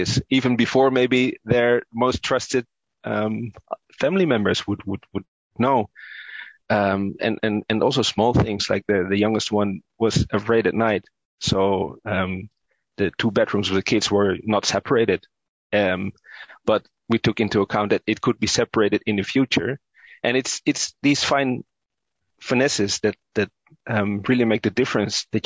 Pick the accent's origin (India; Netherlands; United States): Netherlands; Utrecht; I grew up in the Netherlands, but yeah, of course, my parents are from Indonesia